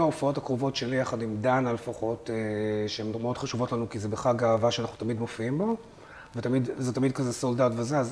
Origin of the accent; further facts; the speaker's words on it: Haifa, Haifa District, Israel; אני גדלתי בנווה שאנן בחיפה